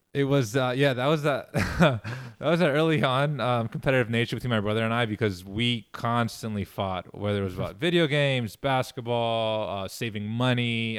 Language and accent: English; New York City, New York, United States; moved away as an adult; growing up in Queens